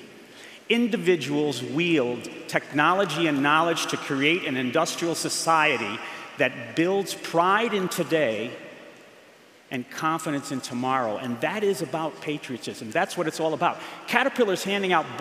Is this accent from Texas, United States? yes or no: no; New York, United States; moved away as an adult; also born or lived in Massachusetts; now in Illinois, United States; I grew up for 20 years in a place called the Empire State, New York